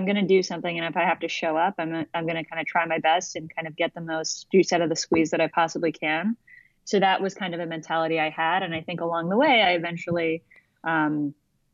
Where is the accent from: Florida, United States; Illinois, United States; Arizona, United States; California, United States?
Florida, United States; Orlando; now in New York, United States; I grew up in Orlando, Florida